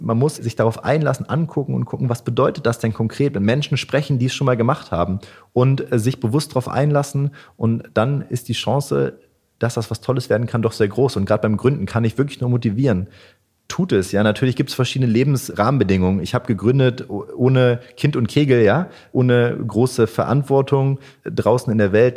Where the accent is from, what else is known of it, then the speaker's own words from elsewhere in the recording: Wolfsburg, Lower Saxony, Germany; moved away as an adult; now in Hanover, Germany; Ich komme nicht direkt aus Hannover, sondern aus Wolfsburg